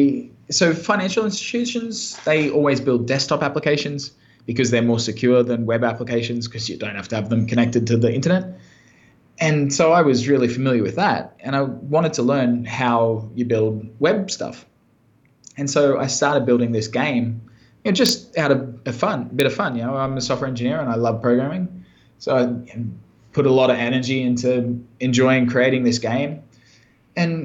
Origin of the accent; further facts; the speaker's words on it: countryside near Brisbane, Queensland, Australia; I'm from Brisbane, Australia. Well, originally from out in the countryside near there. So I grew up on a farm and was a country boy in rural Australia